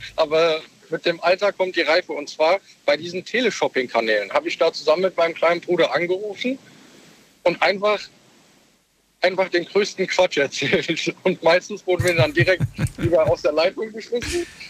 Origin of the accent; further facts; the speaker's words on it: Kirn, Rhineland-Palatinate, Germany; Ich komme aus der Nähe von Bad Kreuznach, Kirn